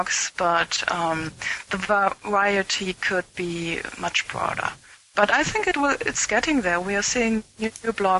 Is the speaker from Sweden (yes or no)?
no; Germany; first language German; English is a second language